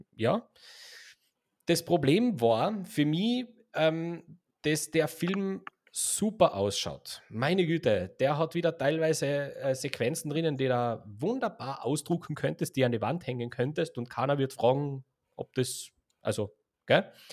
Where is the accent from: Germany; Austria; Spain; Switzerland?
Austria; wir sind ja Österreicher